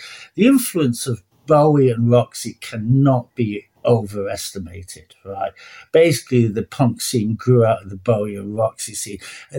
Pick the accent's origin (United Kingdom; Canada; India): United Kingdom; Manchester, North West England; I was born 60. So 60s and 70s is when I grew up in Manchester.